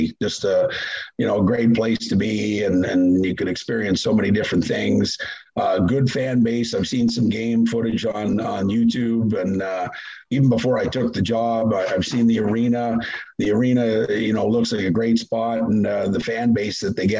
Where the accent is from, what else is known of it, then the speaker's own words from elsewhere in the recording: Nova Scotia, Canada; moved away as an adult; also born or lived in Florida; now in United States; I grew up in Nova Scotia, which for people to know is Gaelic for New Scotland.